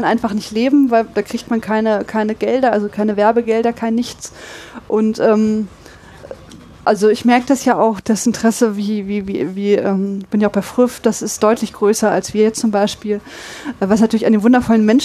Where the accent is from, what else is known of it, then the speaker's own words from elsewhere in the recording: Braunschweig, Lower Saxony, Germany; now in Dortmund, Germany; Ich komme aus Braunschweig.